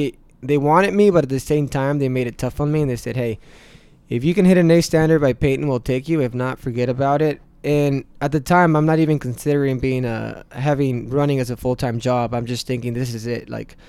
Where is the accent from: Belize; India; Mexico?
Mexico; now in United States; representing my country, the U.S., and I wouldn't drop that Mexican flag on the floor because it is my home country